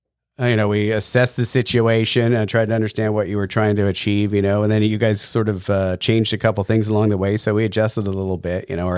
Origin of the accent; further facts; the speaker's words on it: La Mesa, California, United States; also born or lived in Alpine; I grew up in the East County. I was in La Mesa and then Alpine.